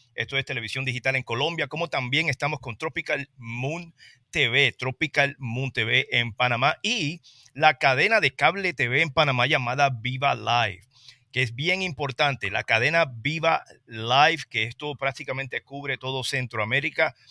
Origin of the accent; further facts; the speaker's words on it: Trujillo Alto, Puerto Rico; yo soy de Trujillo Alto